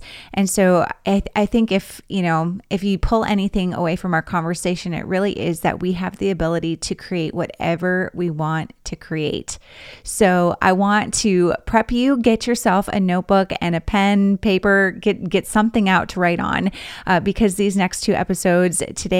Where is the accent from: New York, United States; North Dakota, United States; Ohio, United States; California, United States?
North Dakota, United States; Dickinson; also born or lived in Grand Forks, North Dakota; I grew up in Dickinson, North Dakota, and then, you know, went to school in Grand Forks.